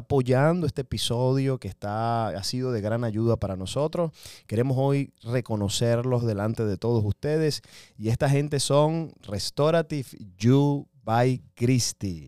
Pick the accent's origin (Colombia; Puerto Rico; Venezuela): Venezuela; Yo soy venezolano